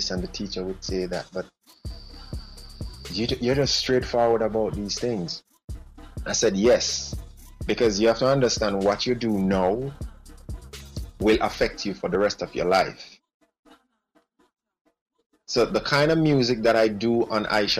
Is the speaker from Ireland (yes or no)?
no; Jamaica; as a Jamaican, in my culture, that was seen as a big deal.